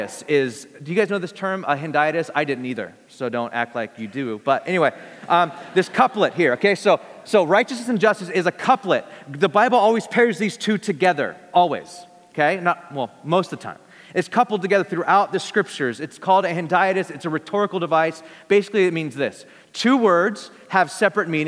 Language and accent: English; Bakersfield, California, United States; I'm from Bakersfield, I'm a simple folk. You know, I just come from a simple place, Bakersfield, California